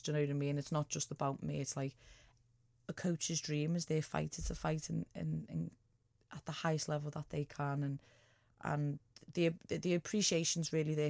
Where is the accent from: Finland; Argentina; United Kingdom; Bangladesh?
United Kingdom; England; Because I'm from England.